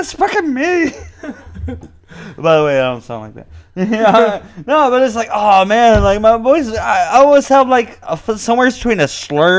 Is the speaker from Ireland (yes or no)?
yes; Enniscorthy, County Wexford, Ireland; Yeah, sure. I'm from Enniscorthy. You know, I heard about Enniscorthy in a song. It's such a fucking small town in Ireland.